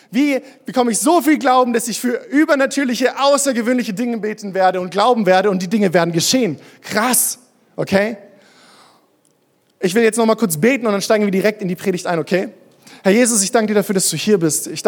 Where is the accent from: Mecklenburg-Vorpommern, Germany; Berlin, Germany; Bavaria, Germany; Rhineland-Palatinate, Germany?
Bavaria, Germany; Würzburg; Ich bin in Würzburg groß geworden, bin da in eine Kirche gegangen.